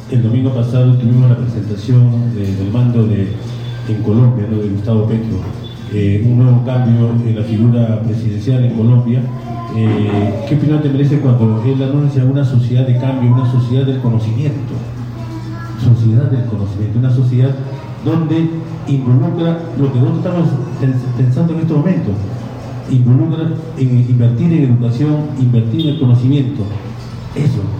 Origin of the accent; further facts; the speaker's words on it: Parcona, Ica, Peru; vengo yo de Parcona